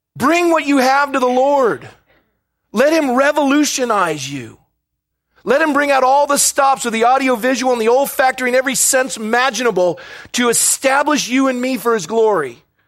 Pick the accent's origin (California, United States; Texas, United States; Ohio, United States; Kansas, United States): California, United States; Coronado; when I was growing up in Coronado, California